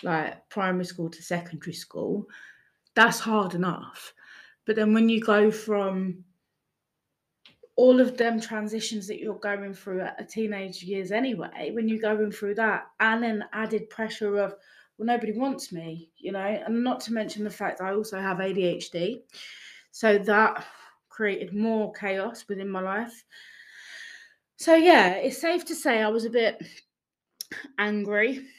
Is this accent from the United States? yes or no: no; Gateshead, North East England, United Kingdom; born there; now in Wallasey, United Kingdom; I was born in Gateshead, Newcastle, in 1984, which makes me 37 years young.